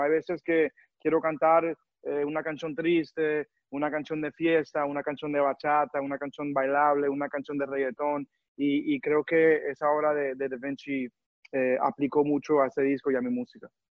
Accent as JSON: {"language": "Spanish", "region": "New York", "country": "United States", "tie": "born or raised there", "moved": "as an adult", "lives_now": "Miami, United States", "said": "yo me crié en Nueva York"}